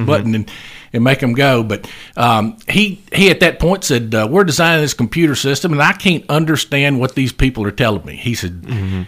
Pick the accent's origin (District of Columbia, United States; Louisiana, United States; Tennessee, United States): Tennessee, United States; Gallatin; I'm a local boy. I grew up here in Gallatin, graduated Gallatin High School